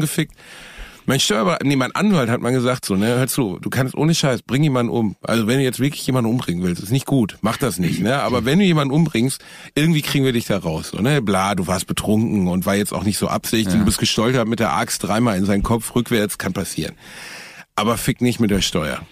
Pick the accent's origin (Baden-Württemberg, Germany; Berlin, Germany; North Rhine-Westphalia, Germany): North Rhine-Westphalia, Germany; Gelsenkirchen; in Gelsenkirchen-Rothausen, wo ich herkomme